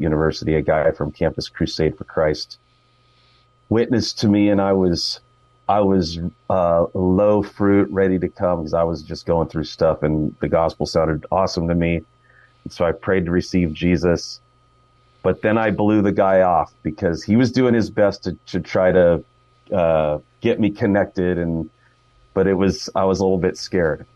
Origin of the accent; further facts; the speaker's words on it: Fremont, California, United States; I grew up in Fremont, uh, been a Bay Area guy my whole life.